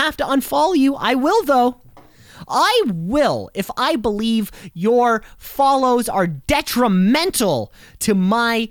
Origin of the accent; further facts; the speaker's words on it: Canada; We are so deeply ingrained in being Canadian.